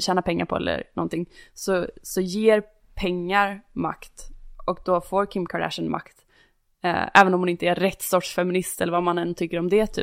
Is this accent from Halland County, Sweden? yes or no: yes; Varberg, Halland County, Sweden; moved away; Varberg där jag kommer ifrån